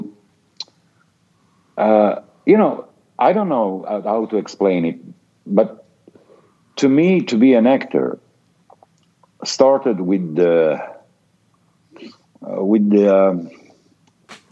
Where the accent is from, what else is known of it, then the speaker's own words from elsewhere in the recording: northern Italy, Italy; also born or lived in Apulia, Italy; My father moved to the north of Italy to get job